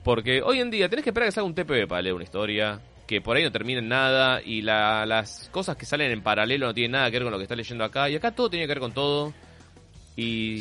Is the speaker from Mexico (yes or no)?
no; Argentina; menos mal que soy argentino